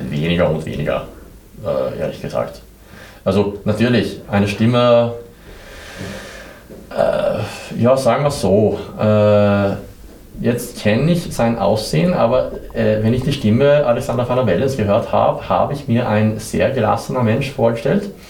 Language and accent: German; southern Sweden, Sweden; now in Vienna, Austria; Ich komme aus Schweden. Ich komme aus Südschweden, äh, eine sehr kleine unbekannte Stadt, aber in Nähe von Mandel.